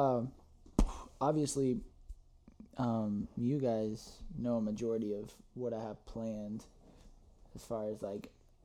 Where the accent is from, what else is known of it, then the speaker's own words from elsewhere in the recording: Toccoa, Georgia, United States; with all of us growing up in Tocoa